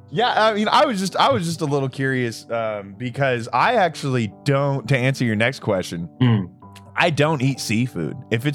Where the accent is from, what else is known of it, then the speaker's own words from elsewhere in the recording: United States; I'm an American